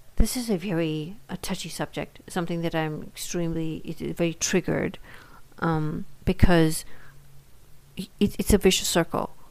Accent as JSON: {"language": "English", "country": "India", "moved": "yes", "lives_now": "United States", "said": "Being an Indian immigrant and having lived in India um, until I moved to the United States"}